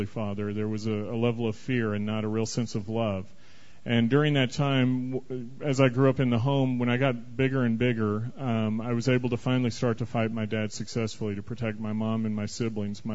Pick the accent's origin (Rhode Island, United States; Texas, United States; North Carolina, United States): Texas, United States; Dallas; now in Des Moines, United States; I'm a French-Canadian frog living in Des Moines, Iowa right now, but I was born and raised in Dallas, Texas